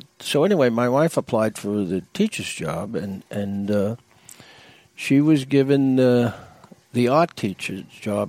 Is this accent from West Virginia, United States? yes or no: no; Long Island, New York, United States; moved away as an adult; we came from Long Island in New York